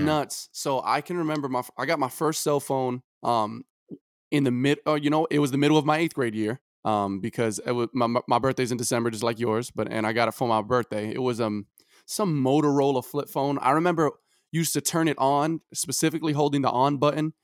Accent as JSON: {"language": "English", "town": "New York City", "region": "New York", "country": "United States", "said": "I'm from Brooklyn, New York"}